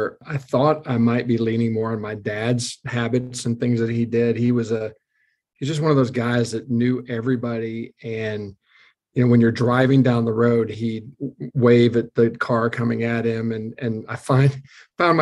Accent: Missouri, United States; also born or lived in Omaha, Nebraska; now in Houston, United States; I grew up in Missouri, where I was born, in a small town, and my parents were both teachers at some smaller high schools around the northwest part of Missouri, and then moved to Omaha, Nebraska.

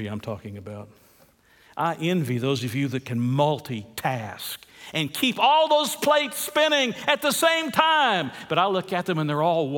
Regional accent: United States; we're American citizens

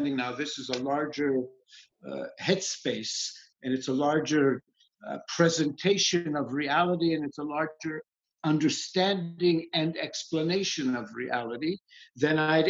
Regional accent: Israel; moved away; also born or lived in Winnipeg; I was born in Israel in 1951.

